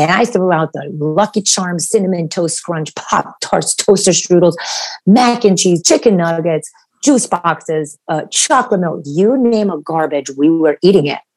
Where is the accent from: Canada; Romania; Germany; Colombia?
Romania; moved away; actually I'm from Romania and my family immigrated here in 1984 so we escaped communism